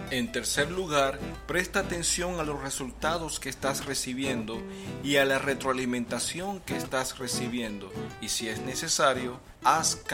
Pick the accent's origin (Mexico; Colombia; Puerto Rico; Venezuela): Venezuela; from Venezuela and for several yea